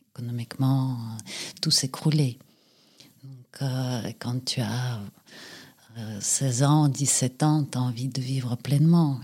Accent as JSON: {"language": "French", "region": "Saint Petersburg", "country": "Russia", "tie": "born or raised there", "moved": "as an adult", "lives_now": "France", "said": "je suis née à Saint-Pétersbourg, à l'époque, c'était Leningrad. J'ai passé là-bas mon enfance, mon adolescence, ma jeunesse. Et puis à l'âge de 23 ans, je suis partie"}